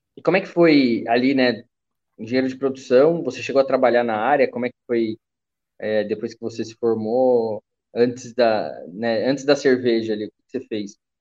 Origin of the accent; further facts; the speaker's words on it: Taubaté, São Paulo, Brazil; eu sou de Taubaté